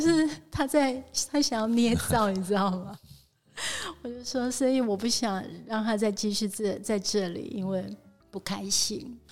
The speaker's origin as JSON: {"language": "Chinese", "country": "Taiwan", "tie": "born or raised there", "said": "我生长在台湾，我是台湾人"}